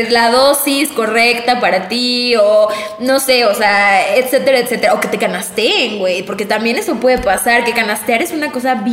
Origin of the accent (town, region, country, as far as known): Mexico